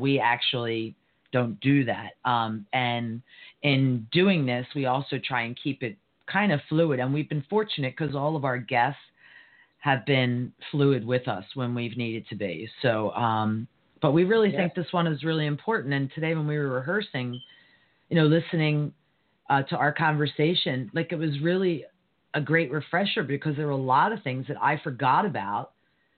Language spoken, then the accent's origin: English; United States; being an American